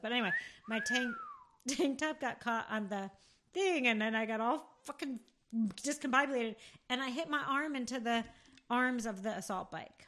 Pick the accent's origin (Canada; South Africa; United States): United States; Rockaway, New Jersey; grew up, well, Rockaway, New Jersey